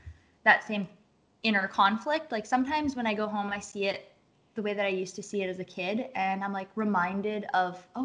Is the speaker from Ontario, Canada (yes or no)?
yes; Sault Ste. Marie, Ontario, Canada; now in British Columbia, Canada; I grew up in Sault Ste. Marie